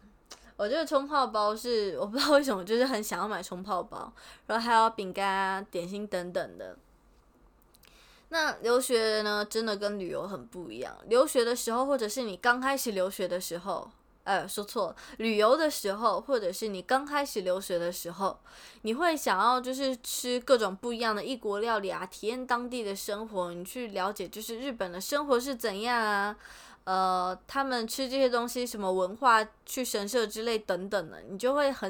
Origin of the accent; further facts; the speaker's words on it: Taiwan; moved away as an adult; now in Japan; 我们回台湾的行李很满，但是我们从台湾回来的行李也真的是特别特别的满。